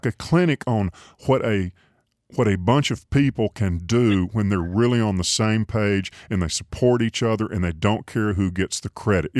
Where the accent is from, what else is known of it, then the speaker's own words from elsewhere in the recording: Tuscaloosa, Alabama, United States; moved away as an adult; now in Birmingham, United States; I grew up in Tuscaloosa. I graduated from the university. I live in Birmingham, but I'm back and forth all the time.